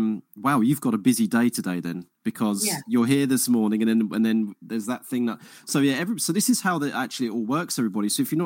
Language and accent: English; Harlow, East of England, United Kingdom; I'm from Essex myself. I'm originally from Harlow, right?